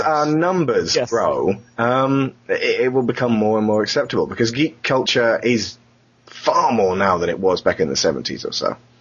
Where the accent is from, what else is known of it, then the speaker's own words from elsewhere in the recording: England, United Kingdom; we come from England where everyone pushes